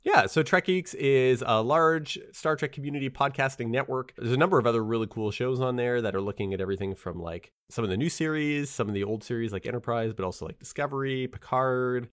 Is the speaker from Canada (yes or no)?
yes; Canada; I was born in Canada.